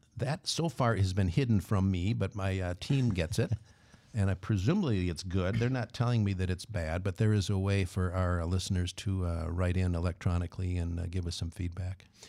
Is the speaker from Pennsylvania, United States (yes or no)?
no; Twin Cities, Minnesota, United States; I grew up in the Twin Cities. It was a uh, suburb uh, just north of, right between Minneapolis and St. Paul